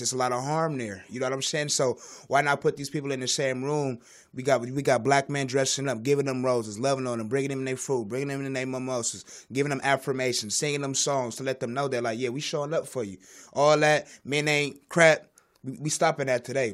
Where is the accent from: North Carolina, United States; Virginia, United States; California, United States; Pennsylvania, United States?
California, United States; Los Angeles; I'm from South Central